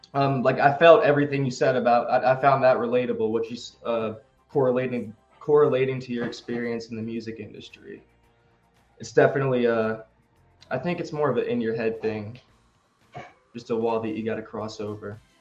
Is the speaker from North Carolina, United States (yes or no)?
yes; Greensboro, North Carolina, United States; Greensboro, where I'm from, my hometown